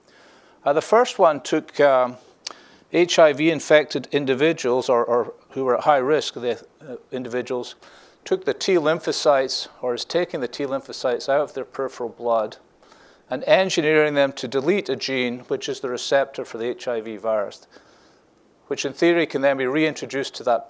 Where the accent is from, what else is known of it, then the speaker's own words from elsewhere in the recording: Scotland, United Kingdom; now in Scottsdale, United States; I'm the Scottish guy from Scottsdale